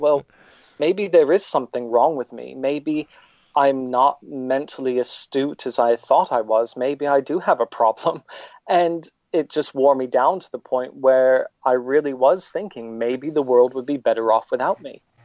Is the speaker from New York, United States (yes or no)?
yes; upstate New York, United States; now in United Kingdom; I was born in New York, not the city, but upstate